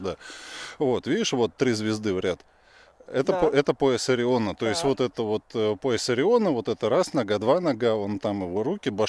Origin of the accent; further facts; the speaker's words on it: Russia; moved away as an adult; now in Israel; россиянином я себя перестал чувствовать, наверное, спустя месяца три после жизни в Израиле. Потому что, ну, я из России реально убегал.